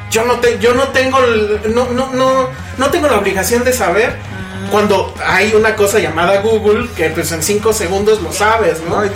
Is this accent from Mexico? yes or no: yes; Mexico; porque como mexicanos, en nuestra cotidianidad, nada nos obliga a saber quién es Charles Manson.